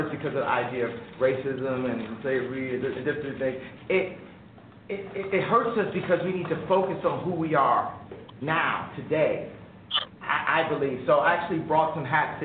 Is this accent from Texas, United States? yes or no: no; Chicago, Illinois, United States; my hometown of Chicago